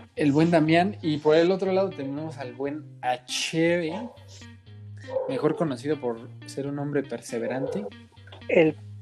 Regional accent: Mexico; Como buenos mexicanos

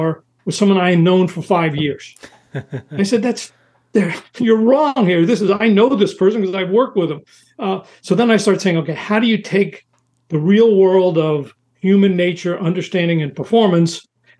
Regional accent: New York City, New York, United States; moved away as an adult; also born or lived in Southern California; I was from New York City

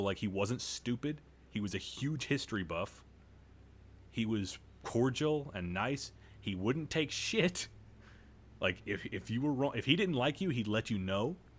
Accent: United States; I'm an American

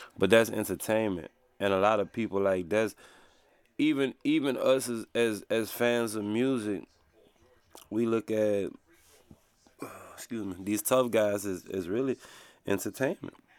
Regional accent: Louisiana, United States; I'm from Louisiana

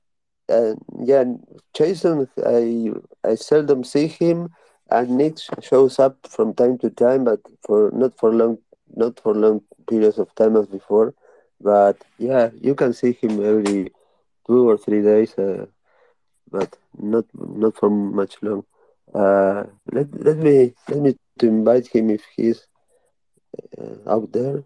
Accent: Uruguay; English is a second language; I am from Uruguay, South America

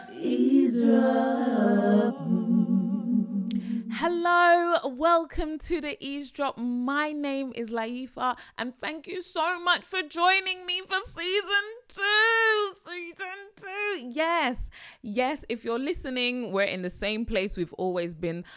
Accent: United Kingdom; accent: British; my British accent

